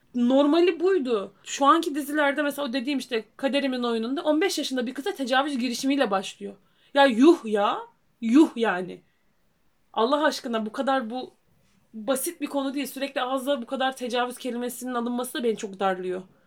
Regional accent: Rize Province, Turkey; bir Rizeli olarak

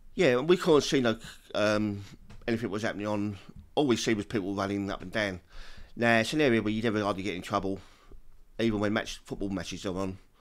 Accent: London, United Kingdom; I come from Peckham

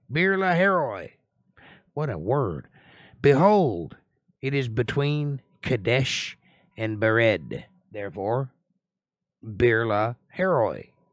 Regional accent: Georgia, United States; I'm from Georgia

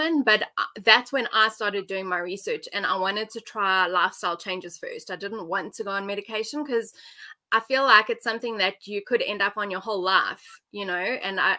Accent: Johannesburg, Gauteng, South Africa; So I'm from Johannesburg, South Africa. I've lived here my whole life.

